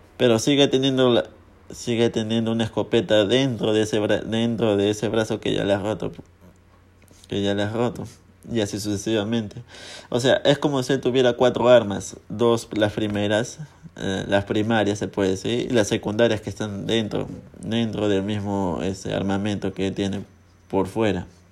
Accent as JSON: {"language": "Spanish", "country": "Peru", "said": "en mi país, porque yo soy peruano"}